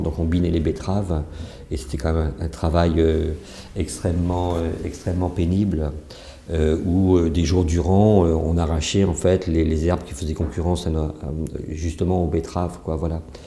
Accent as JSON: {"language": "French", "area": "Saintonge", "region": "Nouvelle-Aquitaine", "country": "France", "tie": "born or raised there", "said": "moi, je suis né en Saintonge, hein, au bord de la mer, pas loin de Marais-d'Oléron, en fait, et ma famille a toujours stationné là-bas"}